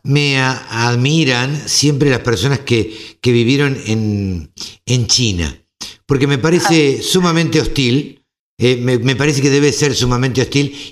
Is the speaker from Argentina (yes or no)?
yes; Argentina